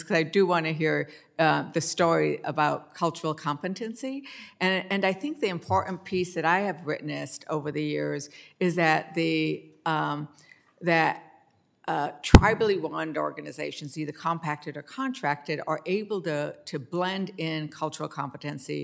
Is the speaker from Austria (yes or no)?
no; New Mexico, United States; I'm from New Mexico